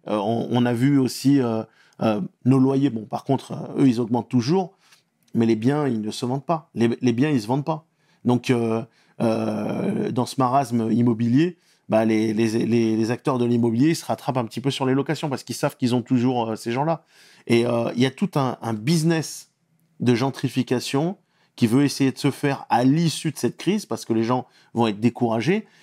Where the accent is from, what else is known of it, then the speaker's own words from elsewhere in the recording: Antibes, Provence-Alpes-Côte d'Azur, France; moved away as an adult; also born or lived in Tunisia / Canada; now in Paris, France; Je suis né à Antibes, j'ai eu la nationalité française parce que contrairement à ce qu'on croit, on croit souvent que quand on est en France, on a la nationalité. La nationalité, je l'ai eu euh, vers 14-15 euh, ans. J'ai eu la nationalité française à 14-15 ans. J'ai très, très souvent vécu en Tunisie et on a beaucoup grandi sur la côte d'Azur